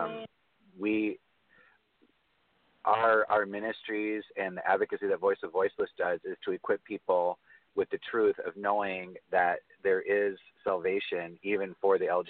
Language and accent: English; United States; I was born in America